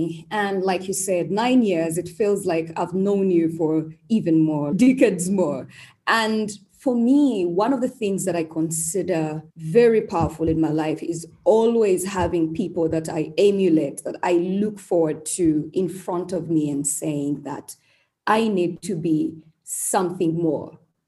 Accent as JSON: {"language": "English", "country": "Uganda", "tie": "born or raised there", "also_born_or_lived": "Kampala / Mbarara", "said": "I was born in Uganda, of course. and born to very normal parents in Kampala, in Mbarara. Actually, they are in Mbarara right now. That's where our ancestral place is. Mbarara is one of the districts in Uganda."}